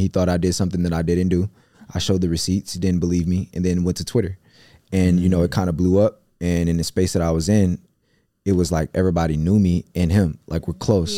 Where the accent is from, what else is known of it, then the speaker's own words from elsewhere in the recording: Cleveland, Ohio, United States; I come from Cleveland